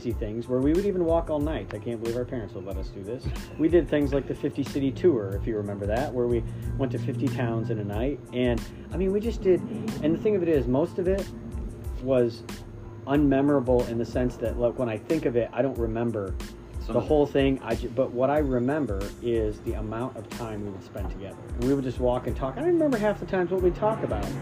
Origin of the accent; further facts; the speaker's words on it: Midwest, Ohio, United States; now in Northeast, United States; because I live in the Northeast, I'm from the Midwest